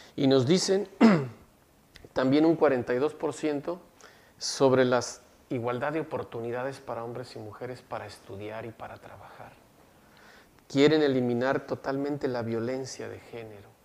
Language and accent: Spanish; Mexico; now in Monterrey, Mexico; Como buen este, mexicano